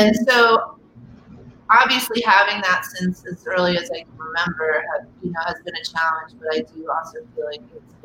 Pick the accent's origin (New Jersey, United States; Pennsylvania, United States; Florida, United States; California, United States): Pennsylvania, United States; Philadelphia; moved away; also born or lived in Dallas, Texas; I grew up mostly in the suburbs of Philadelphia.